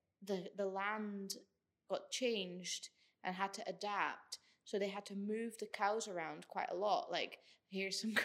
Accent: Netherlands; now in Scotland, United Kingdom; I'm from the Netherlands

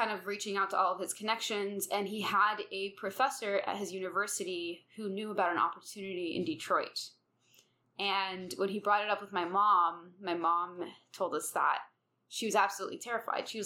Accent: Riyadh, Riyadh Province, Saudi Arabia; born there; Okay, so I was born in Saudi Arabia

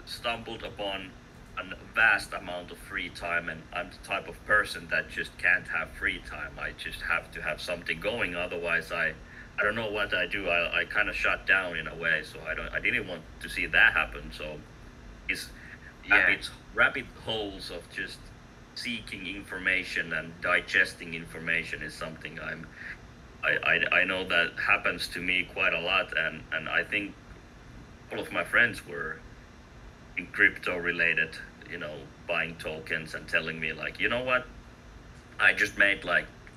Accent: Finland; English is a second language; I'm from Finland, so you know, we had a really active Finnish community

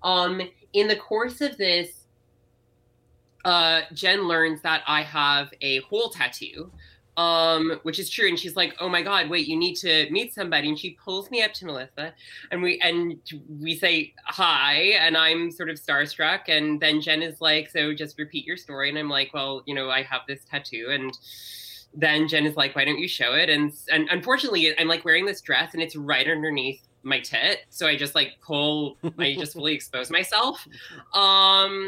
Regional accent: Canada; moved away; I am from Canada, okay. Although I no longer live there

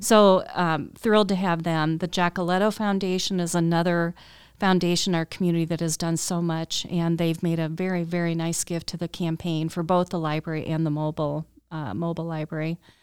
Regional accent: Cedar Rapids, Iowa, United States; moved away as an adult; also born or lived in Colorado; I'm from Cedar Rapids originally, but went to school out in Colorado

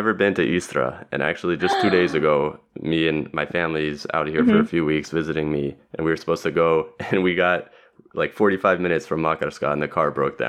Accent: Los Angeles, California, United States; moved away as an adult; now in Zagreb, Croatia; I'm from Los Angeles originally, you know, born and raised there

